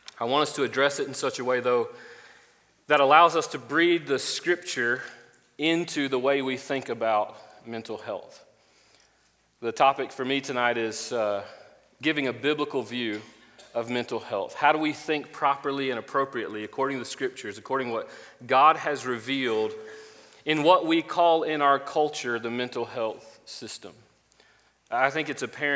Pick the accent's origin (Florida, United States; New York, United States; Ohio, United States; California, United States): Florida, United States; moved away; I'm originally from Florida